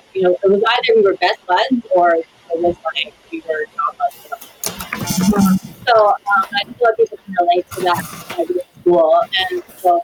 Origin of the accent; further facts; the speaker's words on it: Saskatoon, Saskatchewan, Canada; also born or lived in Whitecap; I was born and raised in Saskatoon